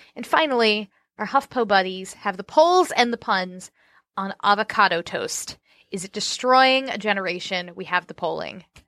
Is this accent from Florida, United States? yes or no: yes; Orlando, Florida, United States; moved away; Growing up in Orlando